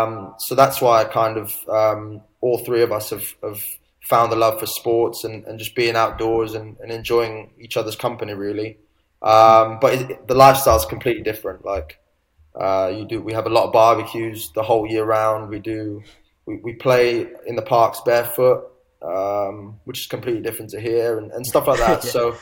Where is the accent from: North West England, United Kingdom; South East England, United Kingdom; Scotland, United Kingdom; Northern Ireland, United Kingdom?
South East England, United Kingdom; Brighton; also born or lived in Asia; we were never used to that growing up in Asia. But we soon got over that because of the friends we made and the experiences we had playing sport, doing things in Brighton. And yeah, Brighton's a great place to grow up.